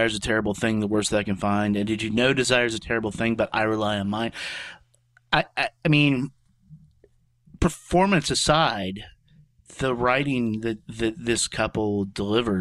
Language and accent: English; United States; we're American